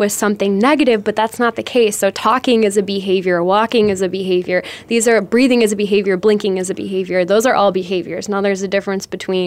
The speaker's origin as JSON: {"language": "English", "region": "Michigan", "country": "United States", "also_born_or_lived": "Florida", "moved": "yes", "lives_now": "Phoenix, United States", "said": "I'm from Michigan, so I'm used to driving in like 12 inches of snow."}